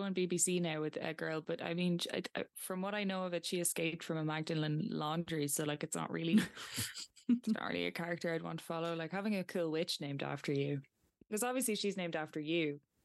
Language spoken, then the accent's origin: English; County Meath, Ireland; I'm from Meath